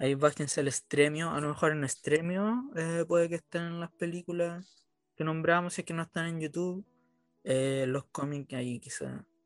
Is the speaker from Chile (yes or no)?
yes; Chile; cuando chico no creía que en Chile no había nada